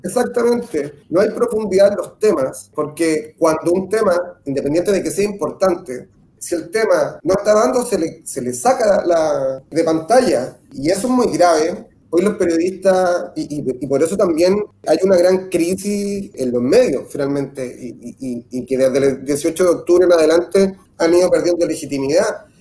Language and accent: Spanish; Concepción, Biobío, Chile; Soy periodista de Concepción